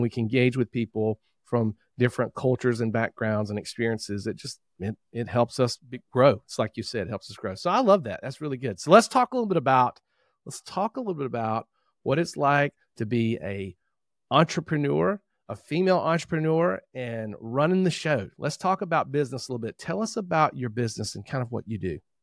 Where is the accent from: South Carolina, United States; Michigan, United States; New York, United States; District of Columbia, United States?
South Carolina, United States; near Spartanburg; We actually grew up not too far from each other in Spartanburg, South Carolina.